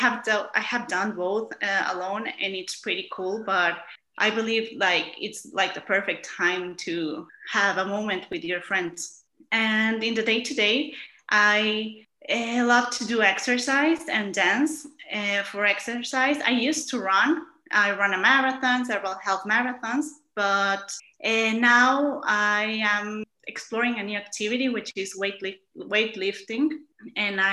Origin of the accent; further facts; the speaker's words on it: Monterrey, Nuevo León, Mexico; I come from Monterrey